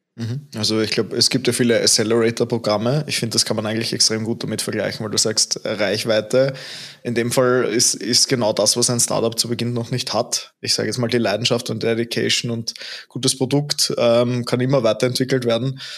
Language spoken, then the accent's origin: German; Austria; bei uns in Österreich